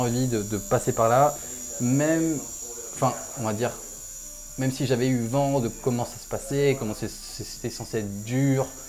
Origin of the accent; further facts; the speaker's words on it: Réunion; moved away as an adult; also born or lived in Lyon; je viens de La Réunion. Je suis arrivé en France il y a une dizaine d'années pour les études.